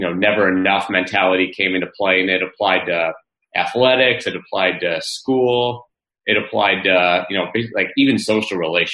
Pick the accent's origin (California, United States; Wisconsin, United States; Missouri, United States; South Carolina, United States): Missouri, United States; St. Louis; also born or lived in Florida; I'm from St. Louis, so it was away from the family.